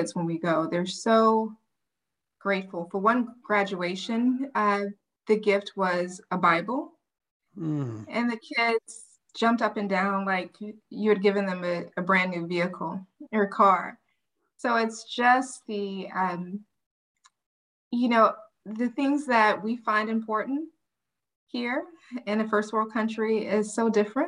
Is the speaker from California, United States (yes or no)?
no; New Orleans, Louisiana, United States; moved away as an adult; now in Dallas, United States; I actually grew up in New Orleans, Louisiana, and I am here by compliments of Hurricane